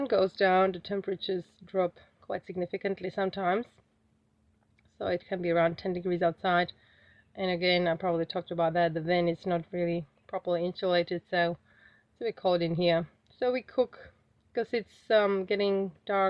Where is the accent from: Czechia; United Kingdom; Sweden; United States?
Czechia; moved away as an adult; now in Australia; the heating system that I'm used to from Czech Republic is so comfortable